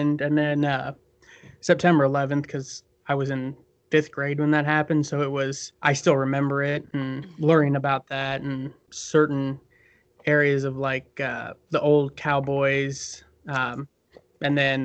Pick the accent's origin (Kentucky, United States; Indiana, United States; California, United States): Indiana, United States; Bloomington; I'm from Bloomington, Indiana, in the southern part of the state.